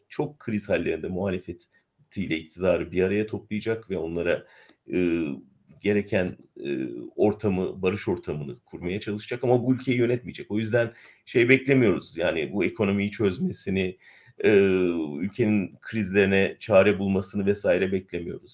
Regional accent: Ankara, Turkey; ben Ankaralıyım, Ankara'da ailem var

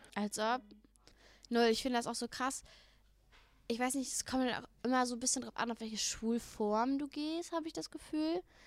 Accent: Germany; ich bin in Deutschland geboren, aber meine Familie kommt aus Kroatien

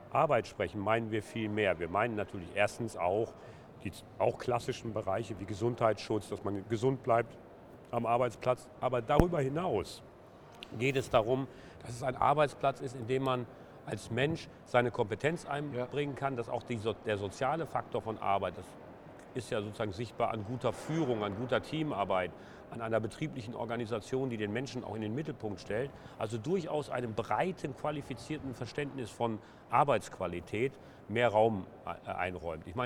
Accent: Essen, North Rhine-Westphalia, Germany; born there; Ja, kann man am Nachnamen schon ablesen. ja … ja. bin geboren in Essen-Stehl im Knappschaftskrankenhaus.

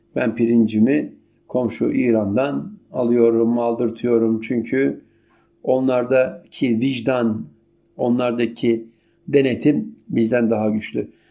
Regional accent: Turkey; malum ülkem

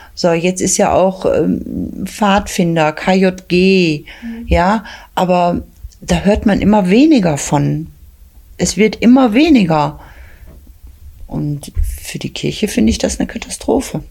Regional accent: Bottrop, North Rhine-Westphalia, Germany; Bottrop ist meine Geburtsstadt. Ich kenne noch sehr vieles aus Altbottrop und kann mich da auch sehr gut dran erinnern

